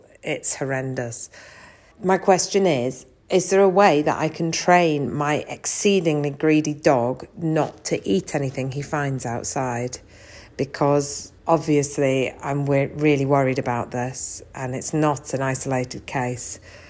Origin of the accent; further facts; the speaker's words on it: Leeds, Yorkshire and the Humber, United Kingdom; also born or lived in Italian part of Switzerland; now in Switzerland; As you can probably hear, I'm from Leeds, so it's great to hear some proper speaking.